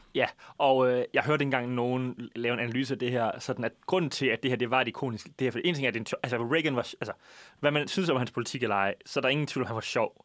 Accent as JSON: {"language": "Danish", "region": "Jutland", "country": "Denmark", "said": "vi er fra Jylland"}